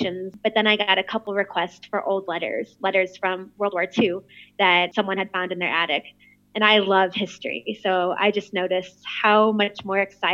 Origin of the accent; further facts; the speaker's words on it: St. Louis, Missouri, United States; I'm from St. Louis, Missouri